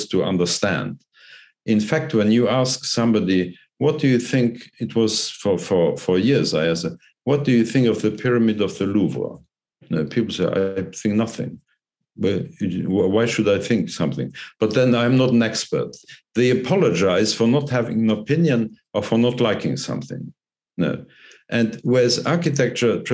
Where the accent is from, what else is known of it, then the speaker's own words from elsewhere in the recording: Luxembourg; I'm from Luxembourg